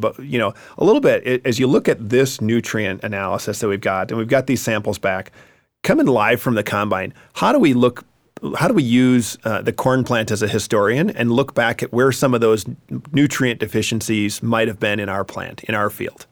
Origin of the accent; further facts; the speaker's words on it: Wisconsin, United States; I'm going to go Wisconsin, my home state